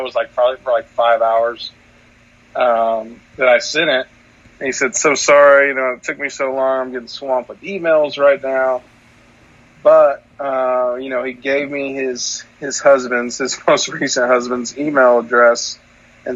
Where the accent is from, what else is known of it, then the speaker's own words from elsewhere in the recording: Bartlesville, Oklahoma, United States; I'm from Bartlesville